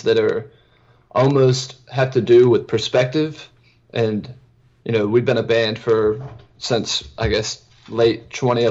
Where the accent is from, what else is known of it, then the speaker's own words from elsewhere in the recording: Georgetown, South Carolina, United States; I grew up in Georgetown, South Carolina, which is a town right on the bay too